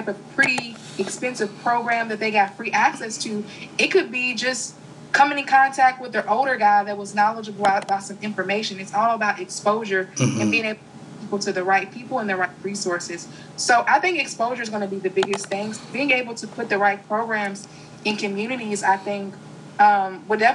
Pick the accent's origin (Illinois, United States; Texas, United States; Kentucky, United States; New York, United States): Kentucky, United States; I'm a girl from Kentucky